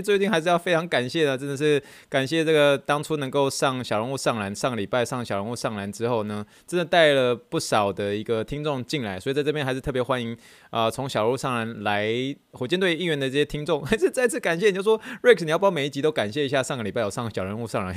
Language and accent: Chinese; Taiwan; 我以前在国中、高中的时候，我们都是用侧背的一个背包。那，那没有办法，因为以前你知道在台湾念国高中的时候